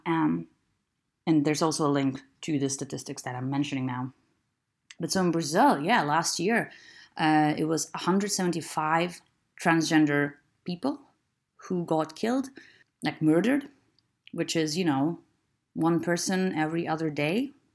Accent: Lithuania; I'm from Lithuania, which is still a very conservative

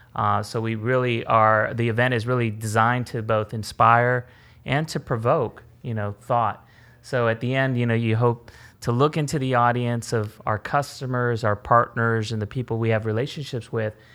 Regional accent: California, United States; born or raised there

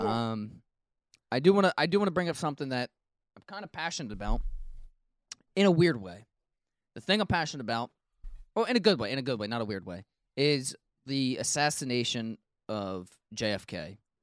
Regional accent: United States

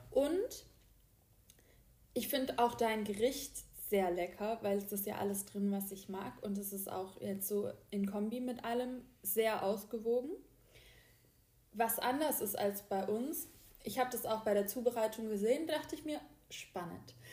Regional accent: the South, Southern Germany, Germany; bei uns im Süden

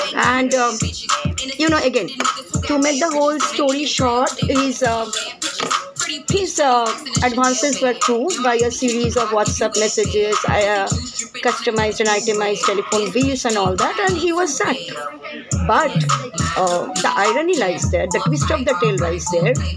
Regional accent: India; In India, as an Indian citizen

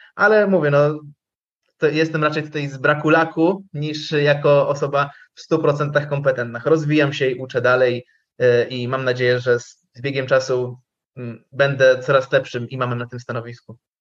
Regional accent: Lublin Voivodeship, Poland; tam u nas na Lubelszczyźnie

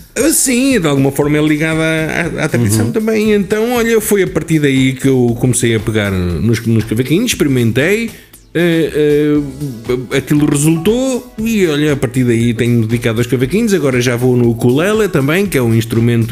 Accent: Rio Maior, Santarém District, Portugal; also born or lived in Santarém; nasci no hospital, mas os meus pais viviam em Rio Maior

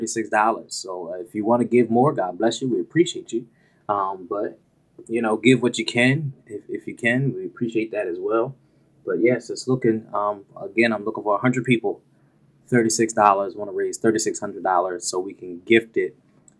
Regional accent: Port St. Lucie, Florida, United States; moved away; From Sunnyside, Port St. Lucie, Florida, back at my hometown, representing PSL

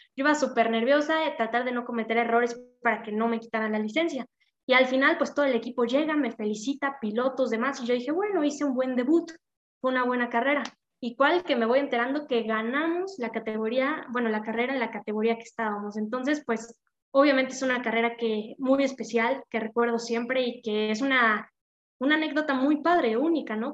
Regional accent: Puebla, Mexico; yo soy de Puebla

